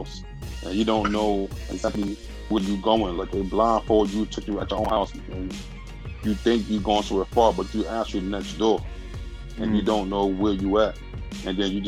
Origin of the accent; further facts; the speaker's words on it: New York, United States; I'm a New Yorker